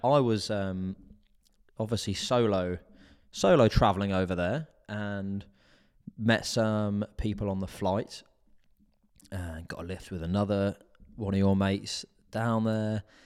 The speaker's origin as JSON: {"language": "English", "country": "United Kingdom", "said": "being British"}